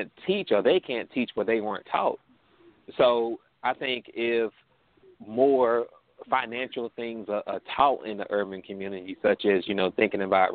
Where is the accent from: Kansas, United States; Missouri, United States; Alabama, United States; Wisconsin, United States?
Alabama, United States; Birmingham; I grew up in Birmingham, Alabama, in the urban area